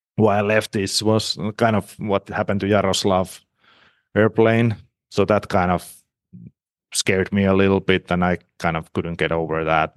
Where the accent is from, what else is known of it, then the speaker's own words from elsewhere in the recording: Rauma, Southwest Finland, Finland; English is a second language; moved away as an adult; also born or lived in Mora, Sweden / Kazan, Russia; now in Mannheim, Germany; we are both from Rauma